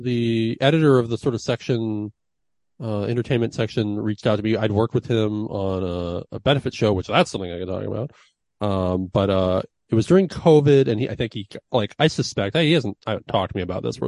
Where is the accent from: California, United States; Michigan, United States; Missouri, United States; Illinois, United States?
California, United States; Sonoma County; From Sonoma County, born and raised